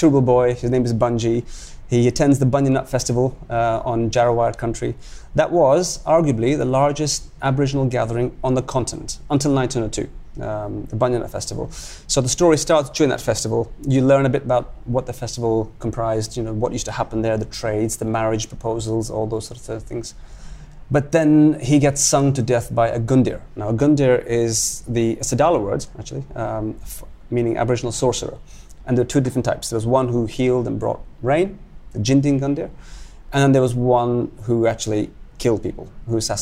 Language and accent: English; London, United Kingdom; moved away as an adult; also born or lived in Kuwait / Pakistan (parents); now in Brisbane, Australia; I was born in Kuwait. I lived there for the first 10 years of my life. And then I moved to London. I grew up in London. I'm British